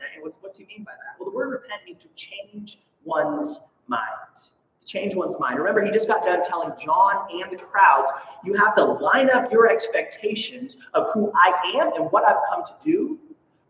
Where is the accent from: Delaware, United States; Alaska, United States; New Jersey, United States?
Alaska, United States; Soldotna; my hometown of Soldotna